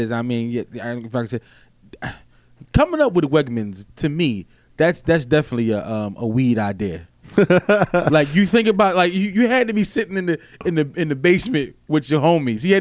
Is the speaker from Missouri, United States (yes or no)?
no; Philadelphia, Pennsylvania, United States; Because I'm from Philly, you know, so we ain't got that down there.